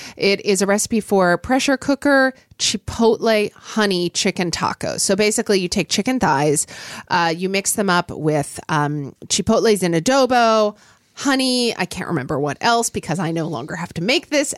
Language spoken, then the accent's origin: English; Oklahoma, United States; when I was growing up in Oklahoma